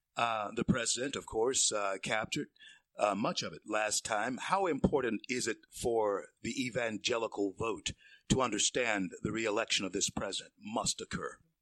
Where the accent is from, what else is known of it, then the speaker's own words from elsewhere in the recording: Shreveport, Louisiana, United States; Shreveport's a great town, my hometown.